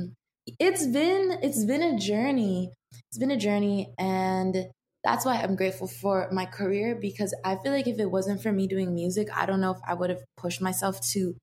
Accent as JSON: {"language": "English", "town": "Seattle", "region": "Washington", "country": "United States", "tie": "born or raised there", "said": "I grew up in Seattle, and then I moved a little bit outside of Seattle, more deeper into the forest"}